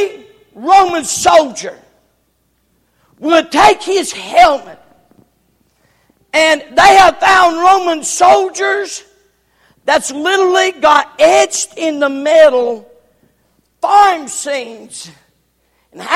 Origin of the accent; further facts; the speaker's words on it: the South, United States; I'm from the South